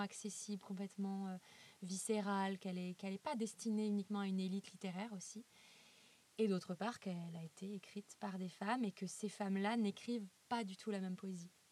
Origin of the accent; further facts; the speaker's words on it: Lyon, Auvergne-Rhône-Alpes, France; Je suis lyonnaise